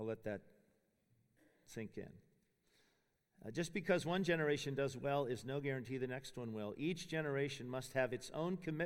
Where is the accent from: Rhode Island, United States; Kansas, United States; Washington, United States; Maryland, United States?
Washington, United States; Spokane; moved away as an adult; I grew up in Spokane, Washington, the son of a Baptist preacher